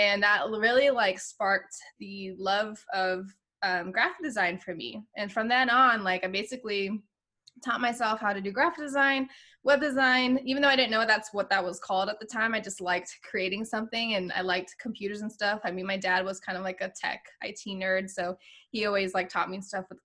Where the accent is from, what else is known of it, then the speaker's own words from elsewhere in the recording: Virginia Beach, Virginia, United States; also born or lived in Pittsburgh / Boston / San Diego; now in Houston, United States; I'm actually originally from Virginia Beach, Virginia